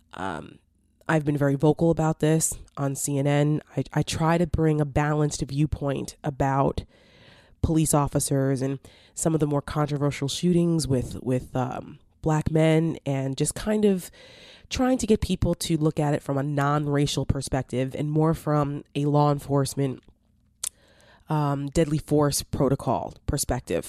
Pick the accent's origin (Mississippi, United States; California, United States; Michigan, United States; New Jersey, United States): New Jersey, United States; now in Northern Virginia, United States; I'm from Jersey.